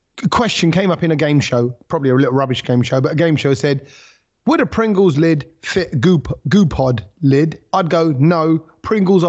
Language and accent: English; United Kingdom; I am British